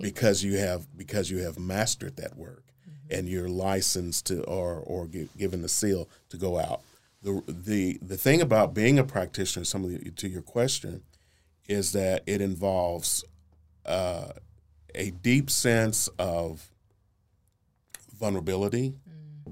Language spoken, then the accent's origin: English; Oklahoma City, Oklahoma, United States; I'm from Northeast Oklahoma City, born and raised. Uh, I was born in North Creston Hills